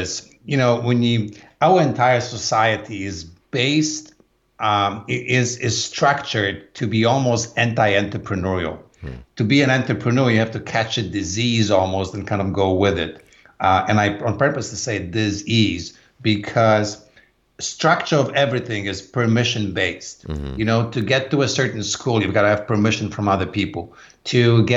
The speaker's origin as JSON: {"language": "English", "country": "Poland", "tie": "born or raised there", "second_language": "English", "moved": "as an adult", "lives_now": "United States", "said": "I grew up in Poland. I was born in a very small town in southwestern Poland."}